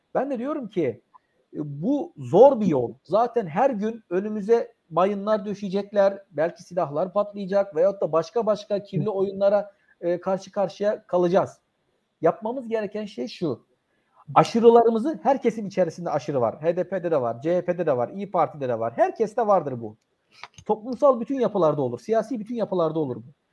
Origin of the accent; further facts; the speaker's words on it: Turkey; ben bir Türk olarak